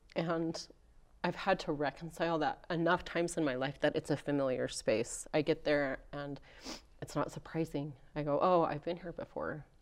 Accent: Rexburg, Idaho, United States; I grew up here in Rexburg, Idaho

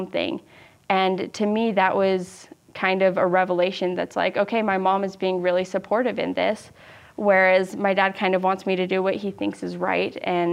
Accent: Utah Valley, United States; growing up in Utah Valley is kind of weird

